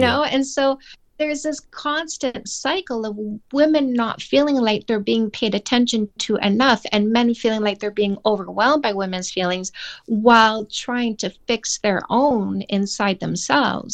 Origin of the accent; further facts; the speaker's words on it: Canada; I'm Canadian